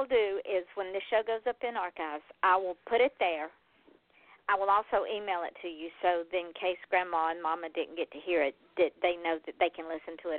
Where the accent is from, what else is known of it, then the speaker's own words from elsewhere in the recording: the South, United States; Well, I'm from the South. I can't help it. Welcome to my home.